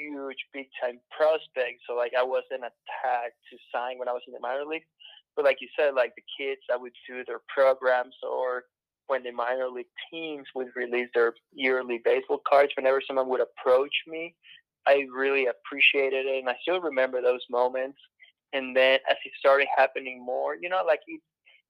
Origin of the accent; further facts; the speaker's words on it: Venezuela; moved away; when I was growing up in Venezuela, I would go watch winter baseball games